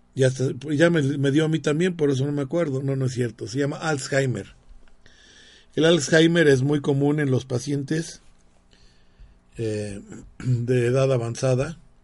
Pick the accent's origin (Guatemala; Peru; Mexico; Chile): Mexico; todos los somos mexicanos